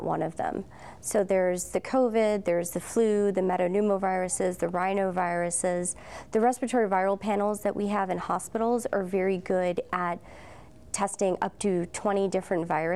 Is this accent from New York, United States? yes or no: yes; New York, United States; moved away as an adult; also born or lived in Connecticut; now in Pennsylvania, United States; I grew up in New York and completed my internal medicine residency training in Connecticut and have lived in Pennsylvania since 2018.